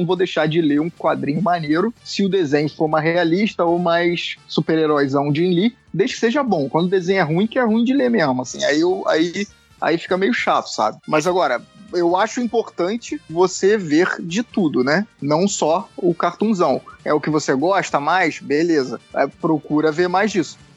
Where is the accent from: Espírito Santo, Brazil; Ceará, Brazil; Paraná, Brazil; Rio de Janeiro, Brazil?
Rio de Janeiro, Brazil; Eu sou do Rio, sou da Tijuca.